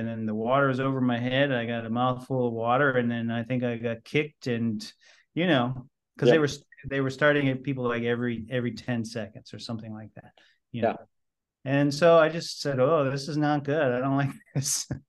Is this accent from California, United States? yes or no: yes; San Francisco, California, United States; born there; I took my dad with me because I was born in San Francisco.